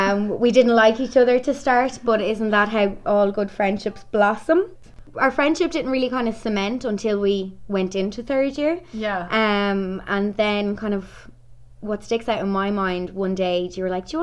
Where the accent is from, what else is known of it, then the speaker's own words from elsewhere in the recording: Crossakiel, Ireland; also born or lived in Dublin; now in Carlanstown, Ireland; I'm from Cross the Keel originally, but I live in Carlinstown. I've lived there for probably about 8 years in between kind of living in Dublin, just obviously with college and work and stuff like that, but I'm home now living with my mum.